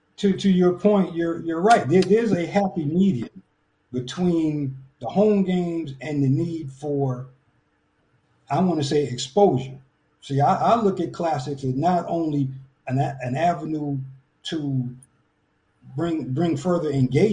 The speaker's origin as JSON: {"language": "English", "region": "New York", "country": "United States", "moved": "as an adult", "lives_now": "Tampa, United States", "said": "I'm from New York. I didn't know anything about the Marching 100 till I got to town."}